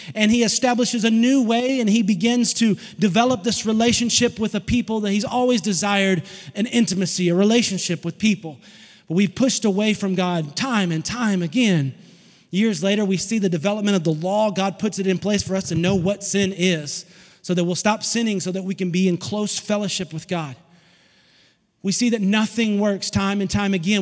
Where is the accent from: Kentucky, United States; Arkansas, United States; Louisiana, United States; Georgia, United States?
Arkansas, United States; Fort Smith; also born or lived in Alma, Arkansas / Van Buren, Arkansas; now in Chattanooga, United States; Fort Smith, Arkansas was where I was born in a garage apartment